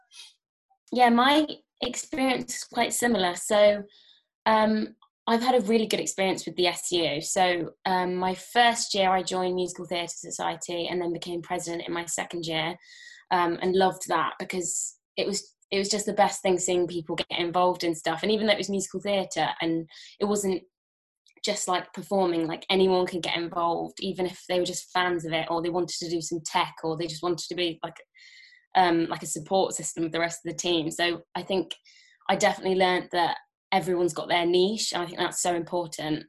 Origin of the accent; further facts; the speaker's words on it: Worcestershire, West Midlands, United Kingdom; moved away; I'm originally from Worcestershire near Birmingham